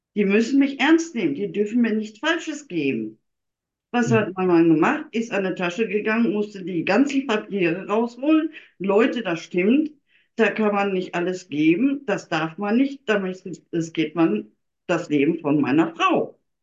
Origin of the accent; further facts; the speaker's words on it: Germany; ich komme ja aus Deutschland